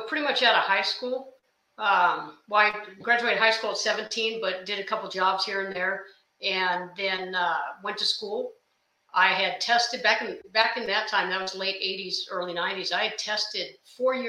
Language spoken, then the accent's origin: English; Sacramento, California, United States; I grew up in Sacramento, California.